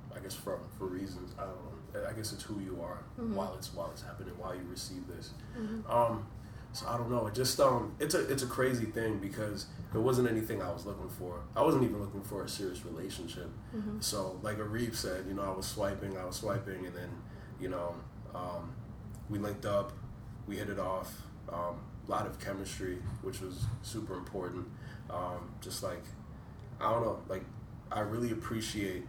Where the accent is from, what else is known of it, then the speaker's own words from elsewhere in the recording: Woodbridge, Virginia, United States; moved away as an adult; now in Washington, D.C., United States; we moved in to D.C. I'm from Woodbridge